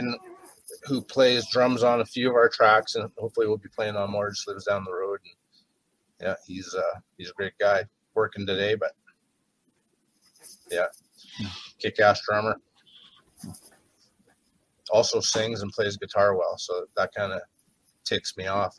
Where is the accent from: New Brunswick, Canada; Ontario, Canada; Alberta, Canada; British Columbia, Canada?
British Columbia, Canada; Williams Lake; also born or lived in Victoria; this is Winslake is my hometown